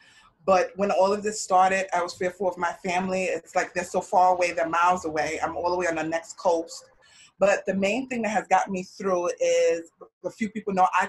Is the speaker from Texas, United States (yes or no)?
no; New York, United States; also born or lived in California; I'm from New York. I'm a travel nurse